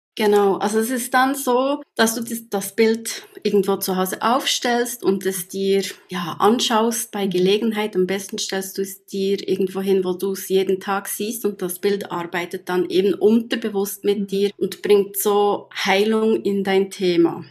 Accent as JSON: {"language": "German", "region": "Bern", "country": "Switzerland", "said": "Ich komme aus Bern oder in der Nähe von Bern, natürlich auch aus der Schweiz."}